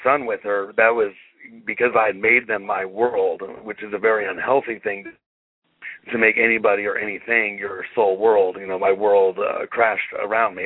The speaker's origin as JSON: {"language": "English", "town": "Bakersfield", "region": "California", "country": "United States", "tie": "born or raised there", "also_born_or_lived": "Ridgecrest, California", "said": "We moved from Ridgecrest to Bakersfield, California, when I was eight"}